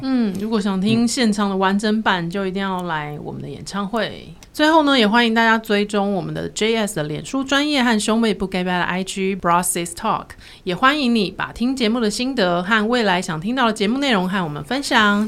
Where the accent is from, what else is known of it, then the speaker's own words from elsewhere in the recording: Pingtung County, Taiwan; 我们在屏东嘛